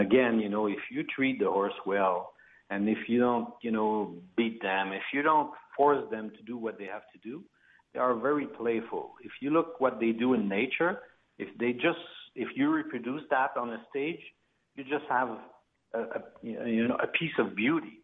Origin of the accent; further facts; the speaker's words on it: Quebec, Canada; we're from the French part of Canada, which is uh, Quebec, province of Quebec, and uh, we're more located in Montreal.